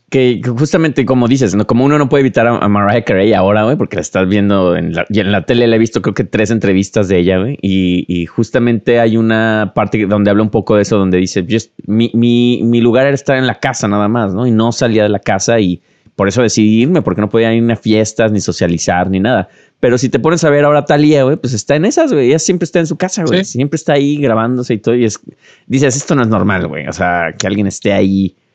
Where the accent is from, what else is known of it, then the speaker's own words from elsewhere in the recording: Guadalajara, Jalisco, Mexico; creciendo en Guadalajara